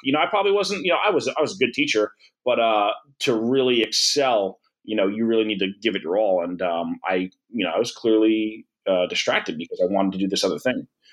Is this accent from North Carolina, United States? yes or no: no; Old Bridge, New Jersey, United States; I ended up working back in my hometown in Old Bridge for two years